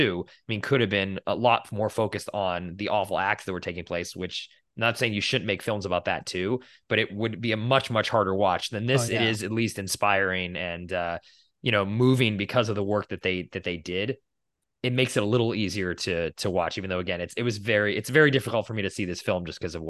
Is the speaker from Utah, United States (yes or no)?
no; Boston, Massachusetts, United States; I grew up in Boston